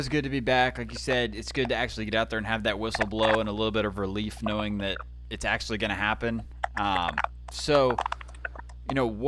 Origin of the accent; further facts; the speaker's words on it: Canton, United States; I'm from Canton